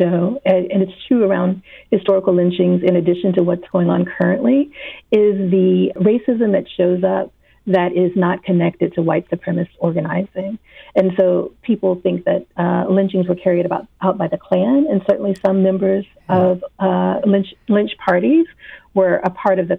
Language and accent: English; the South, United States; I grew up in the South. I'm currently living in the South